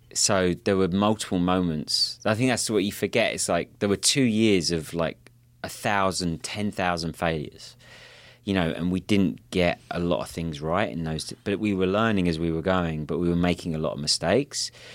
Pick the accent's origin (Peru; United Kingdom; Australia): United Kingdom; Kent, South East England; now in Santa Monica, United States; I grew up in a place called Kent, which is just south of London